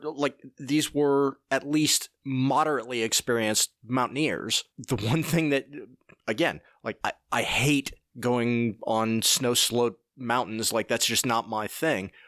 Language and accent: English; Oak Ridge, Tennessee, United States; also born or lived in Aiken, South Carolina; I grew up in Oak Ridge, Tennessee, and have spent time in Aiken, South Carolina